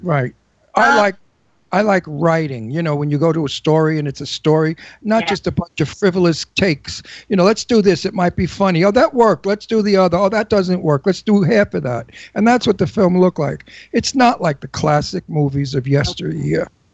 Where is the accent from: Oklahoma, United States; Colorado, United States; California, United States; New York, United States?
New York, United States; New York City; accent: Brooklyn; also born or lived in Florida / Los Angeles; now in Palm Springs, United States; I'm a New Yorker. I'm from Brooklyn. I can hear a Brooklyn accent a mile away. We have our way of speaking.